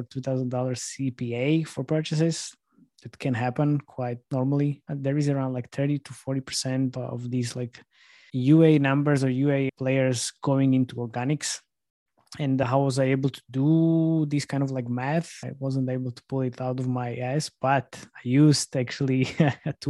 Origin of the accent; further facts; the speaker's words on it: Slovakia; I'm from Slovakia